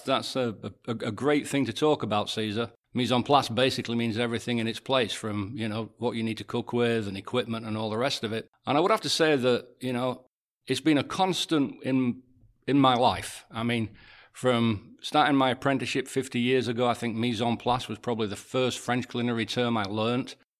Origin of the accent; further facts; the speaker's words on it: England, United Kingdom; I'm English